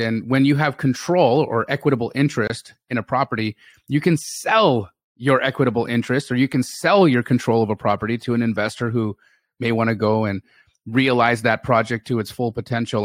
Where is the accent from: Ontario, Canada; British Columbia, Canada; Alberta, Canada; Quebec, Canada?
Alberta, Canada; Calgary; moved away as an adult; also born or lived in Los Angeles, California; now in Phoenix, United States; I grew up in Calgary, Alberta, and I stayed in Alberta until about two thousand and eight